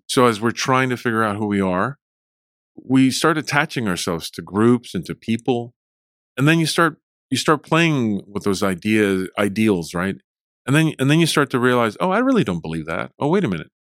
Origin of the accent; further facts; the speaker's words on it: Fort Worth, Texas, United States; English is a second language; also born or lived in Mexico / Abilene; I grew up in Fort Worth